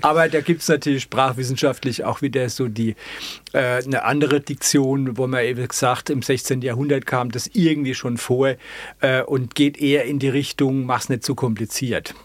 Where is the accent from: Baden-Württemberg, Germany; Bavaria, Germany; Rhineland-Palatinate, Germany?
Rhineland-Palatinate, Germany; Ludwigshafen; accent: Palatine; ich komme aus dem Ludwigshafener Hemshof